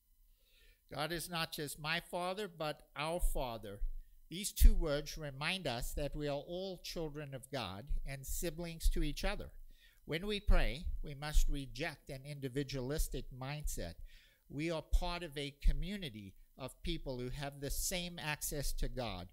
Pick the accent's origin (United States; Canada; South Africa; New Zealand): South Africa; including every day before school growing up in South Africa